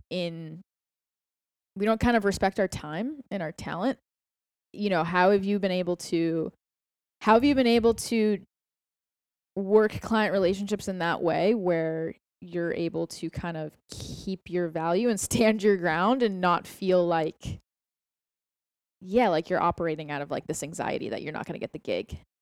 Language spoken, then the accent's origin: English; Boston, Massachusetts, United States; moved away as an adult; now in Austin, United States; we're both from Boston